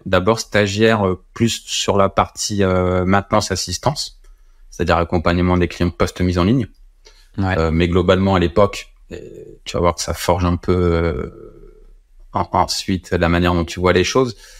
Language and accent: French; Compiègne, Hauts-de-France, France; also born or lived in Orsay; j'ai appelé la boîte Innovagora qui était chez moi à Compiègne